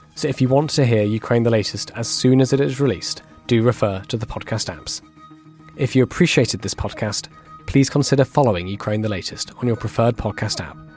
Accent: United Kingdom; being a Brit

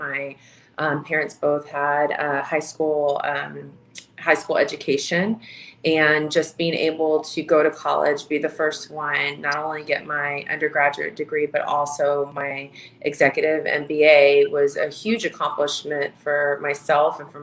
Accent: Houston, Texas, United States; moved away as an adult; now in Minnesota, United States; I was born and raised in Houston, Texas

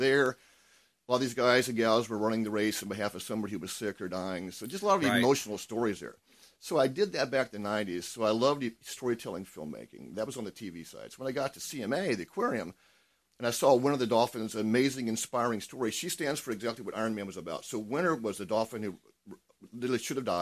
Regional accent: Iowa, United States; moved away; I grew up in Iowa

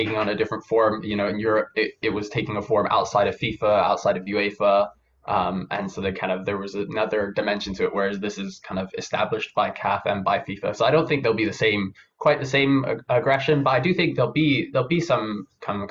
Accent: Kenya; I'm from Kenya

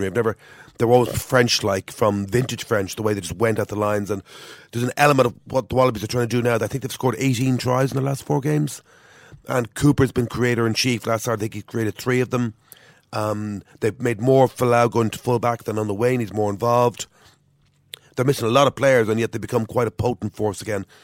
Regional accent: Ireland; As an Irish person, you just wanted to cower out

